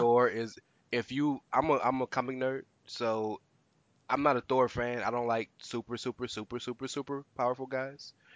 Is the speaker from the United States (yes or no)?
yes; the South, United States; I am growing up in the South